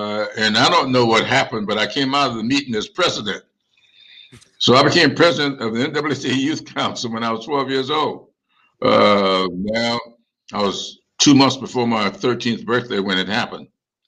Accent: Sumter, South Carolina, United States; also born or lived in Charleston, South Carolina; now in Columbia, United States; when I was a kid growing up in Sumter

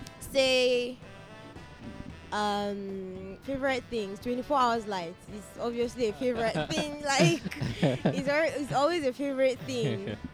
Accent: north, Nigeria; But basically, because I'm from the north, so I obviously know that accent.

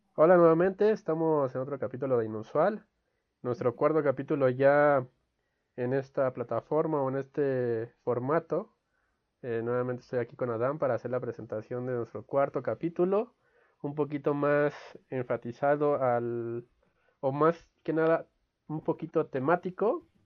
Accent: Mexico; como mexicanos

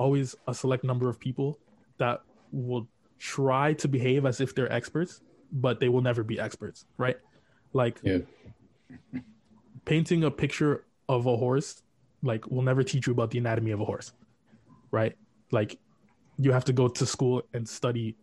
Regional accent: Brampton, Ontario, Canada; also born or lived in Hamilton; I am in Brampton

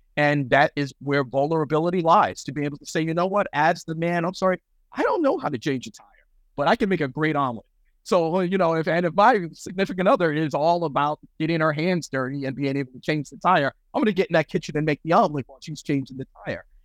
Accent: New York City, New York, United States; also born or lived in Western Massachusetts; now in Fresno, United States; Bronx born and raised

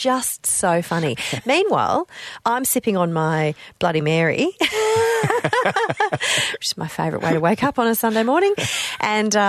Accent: Hong Kong; now in Australia; So I grew up in Hong Kong

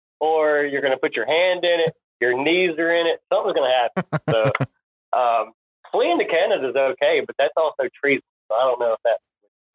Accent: Nashville, Tennessee, United States; I live not far. Like, yep. That's my hometown

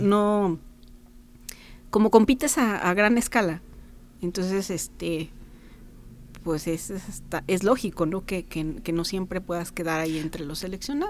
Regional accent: Guanajuato, Mexico; moved away as an adult; now in San Luis Potosí, Mexico; me vine acá yo soy de Guanajuato entonces me vine a estudiar aquí a San Luis Potosí

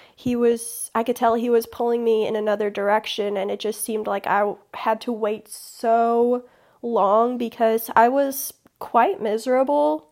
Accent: Chicago, Illinois, United States; also born or lived in southern middle Tennessee; now in Tennessee, United States; I'm originally from Chicago

